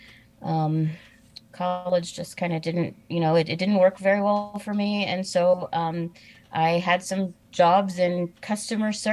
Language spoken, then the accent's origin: English; Danville, Illinois, United States; I am originally from Illinois. I was born in a town called Danville, Illinois